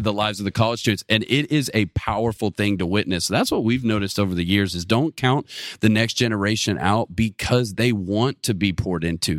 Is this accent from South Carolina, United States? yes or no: no; Atlanta, Georgia, United States; moved away as an adult; now in Auburn, United States; I'm from the Metro Atlanta area